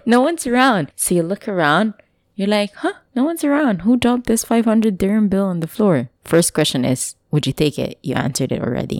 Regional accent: Philippines; moved away; I'm from the provincial area

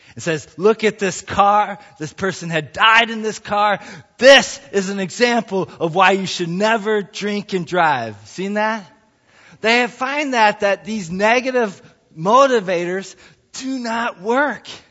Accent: United States; also born or lived in Ohio / Montana; I was growing up in Ohio and in Montana

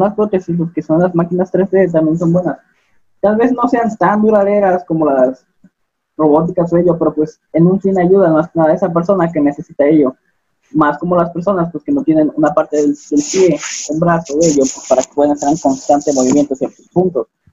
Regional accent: Acapulco, Guerrero, Mexico; moved away; also born or lived in Coahuila; yo soy de Acapulco

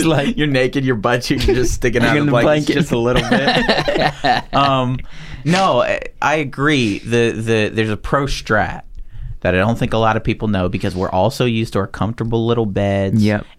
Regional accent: the South, United States; born there; also born or lived in Pennsylvania; I was born in the South.

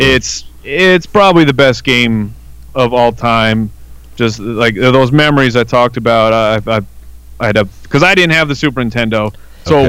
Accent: Arizona, United States; also born or lived in California; I've been in Arizona uh, essentially my entire life except for about a year or two I lived in California, but born and raised here

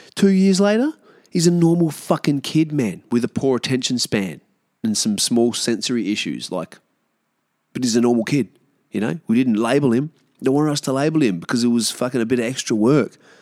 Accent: Australia; we as Australian, uh, Aboriginal people

